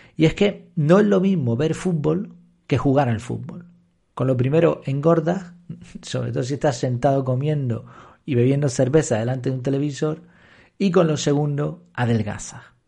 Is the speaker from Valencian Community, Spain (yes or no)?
no; Madrid, Community of Madrid, Spain; Yo, por ejemplo, nací en Madrid